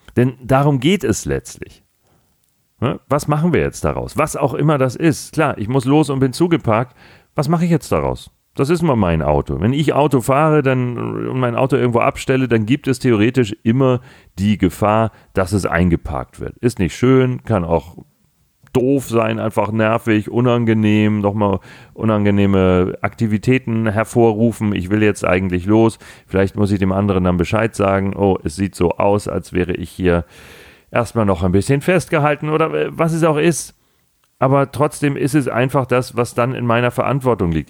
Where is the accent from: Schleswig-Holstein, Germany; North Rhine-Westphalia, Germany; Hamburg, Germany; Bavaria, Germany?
Hamburg, Germany; ich bin gebürtiger Hamburger, habe meinen Großteil meines bisherigen Lebens in Hamburg verbracht